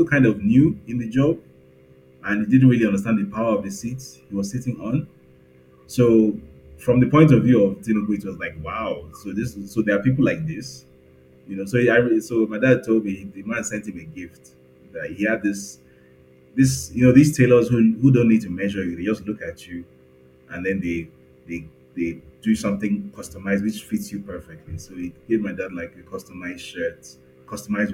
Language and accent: English; Lagos, Nigeria; I grew up in Lagos